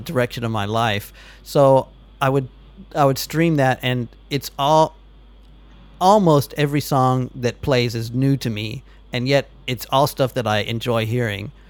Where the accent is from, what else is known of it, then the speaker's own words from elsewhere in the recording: United States; moved away; also born or lived in Texas; I'm now an American who's been out of America for 12 years